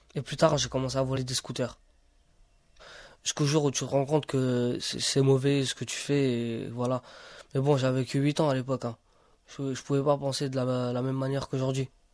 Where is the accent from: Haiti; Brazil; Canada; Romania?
Romania; now in France; en Roumanie, quand j'allais à l'école, je me demandais pas si j'étais Rom ou j'étais Roumain